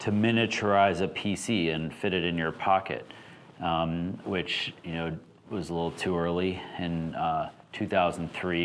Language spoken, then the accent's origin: English; Alaska, United States; I grew up in Alaska